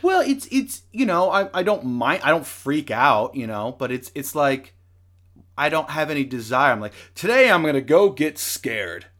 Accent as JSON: {"language": "English", "area": "the Northwest", "region": "Pacific Northwest", "country": "United States", "said": "we're from the Northwest, but never considered moving to Salem"}